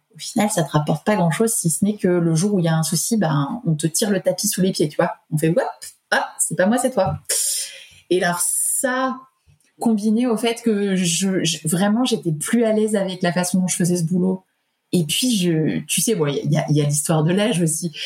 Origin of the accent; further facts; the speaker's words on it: Paris region, Île-de-France, France; also born or lived in Auvergne; now in Clermont-Ferrand, France; je suis originaire de la région parisienne, mais enfin d'Auvergne et de région parisienne